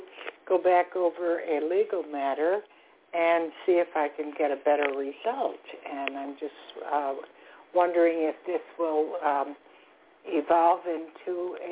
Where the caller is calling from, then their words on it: Florida, United States; I'm calling from Florida.